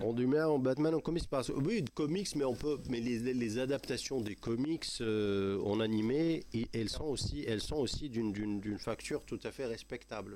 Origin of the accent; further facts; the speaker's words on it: Morocco; chez nous au Maroc